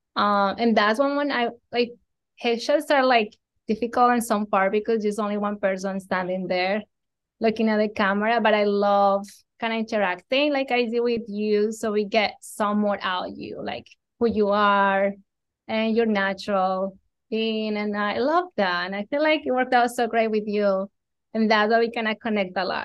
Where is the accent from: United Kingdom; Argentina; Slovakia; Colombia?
Colombia; moved away as an adult; I am from Colombia. I was born, raised there.